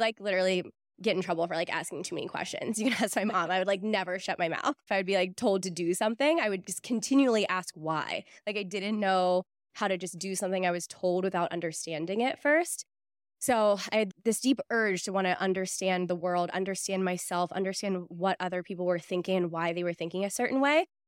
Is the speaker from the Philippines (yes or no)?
no; Pittsburgh, Pennsylvania, United States; moved away; I grew up in Pittsburgh